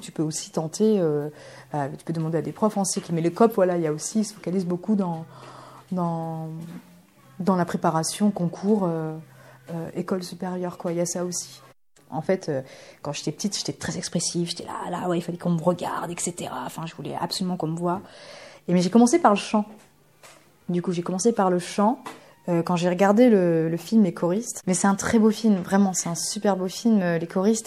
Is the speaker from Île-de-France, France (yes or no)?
no; Bordeaux, Nouvelle-Aquitaine, France; also born or lived in Bulgaria; now in Poitiers, France; je, suis de Bordeaux et euh, je me suis installée euh, à Poitiers là depuis l'année dernière. Et je suis suis pas née en France, je suis née en Bulgarie